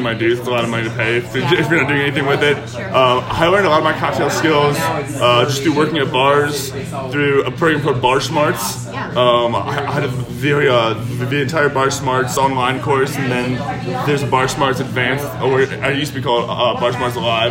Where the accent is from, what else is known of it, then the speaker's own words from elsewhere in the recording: Edgewood, Kentucky, United States; now in Cincinnati, United States; I grew up in a suburb called Edgewood and went to high school down here